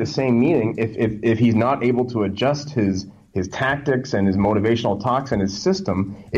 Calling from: Alberta, Canada; Alberta, Canada.

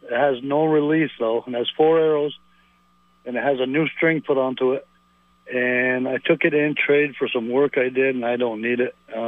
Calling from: South Hero, Vermont, United States; From South Hero.

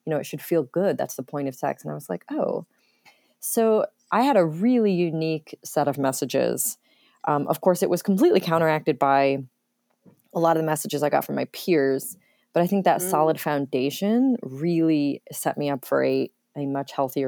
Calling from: North Carolina, United States; North Carolina. I'm staying here with my family for a while.

